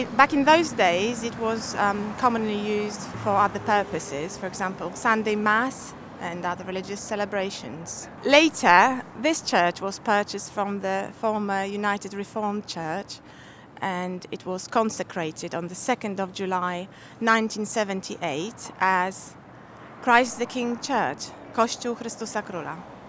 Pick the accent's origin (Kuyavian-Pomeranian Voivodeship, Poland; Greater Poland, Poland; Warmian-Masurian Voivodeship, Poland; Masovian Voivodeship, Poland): Masovian Voivodeship, Poland; Warsaw; now in London, United Kingdom; and I've lived locally for the last 17 years, since I got married to my husband, Russell. I was born in Warsaw, Poland.